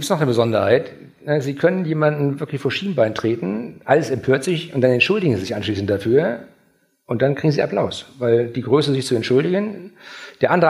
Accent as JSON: {"language": "German", "region": "Schleswig-Holstein", "country": "Germany", "said": "wir, wir sind aus Schleswig-Holstein auch gewöhnt, aufstrebende Vereine zu fördern."}